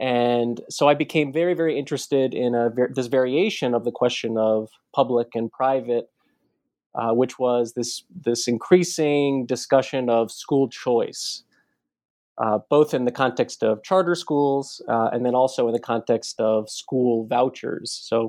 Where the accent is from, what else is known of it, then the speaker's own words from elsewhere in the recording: Baltimore, Maryland, United States; So I grew up in Baltimore. Not too far from Washington, D.C.